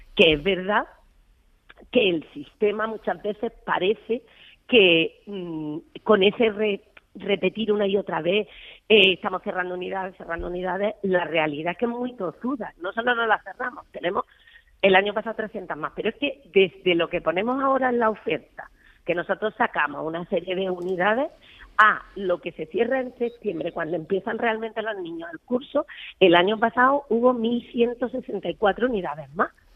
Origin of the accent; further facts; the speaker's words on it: Almería, Andalusia, Spain; yo soy de Almería.